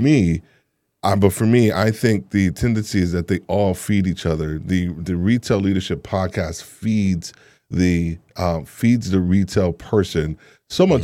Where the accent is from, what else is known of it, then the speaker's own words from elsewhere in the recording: New York, United States; moved away; also born or lived in Atlanta; I'm originally from New York